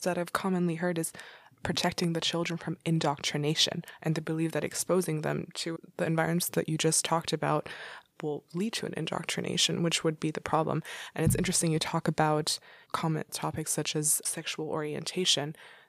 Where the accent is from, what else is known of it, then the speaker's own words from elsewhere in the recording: Dubai, United Arab Emirates; Growing up in the Middle East in Dubai, I remember we had some kind of biology class, and I was going to an international school.